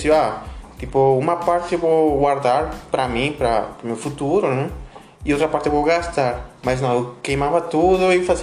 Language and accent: Portuguese; Peru; É... Bom, eu, bom, eu sou do Peru, vocês comentaram, né?